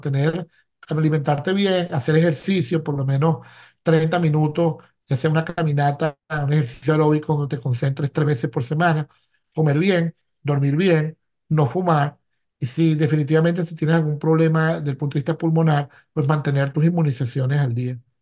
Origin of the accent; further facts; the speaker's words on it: Venezuela; now in Philadelphia, United States; como médico venezolano